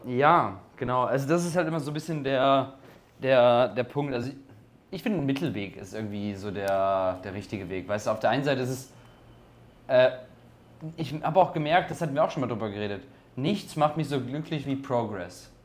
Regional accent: Germany; Meine ich so, Deutschland

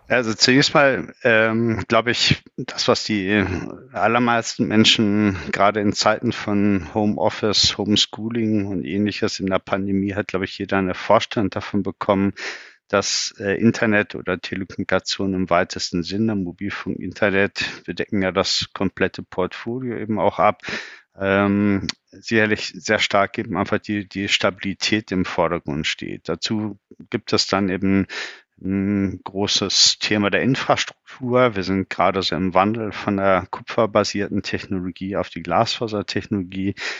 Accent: Bückeburg, Lower Saxony, Germany; geboren in Bückeburg

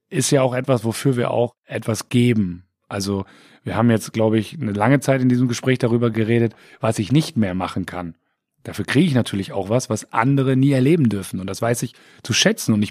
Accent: Bremen, Germany; born or raised there; also born or lived in Siegen / Wiesbaden area

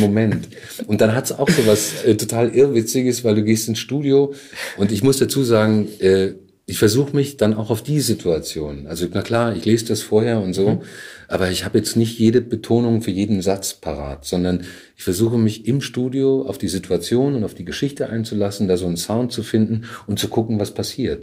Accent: Bamberg, Bavaria, Germany; moved away as an adult; also born or lived in Surabaya, Indonesia / Leipzig; now in Berlin, Germany; ich bin in Bamberg aufgewachsen.

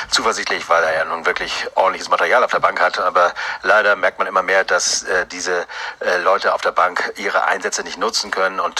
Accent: Hamburg, Germany; Ja, Sturm sind wir Hamburger ja gar nicht mehr gewohnt, äh, wenn ihr wisst, was ich meine.

